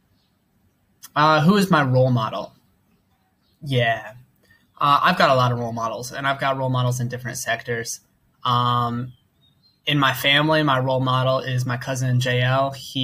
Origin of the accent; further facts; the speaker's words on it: United States; moved away as an adult; now in Thailand; I'm an American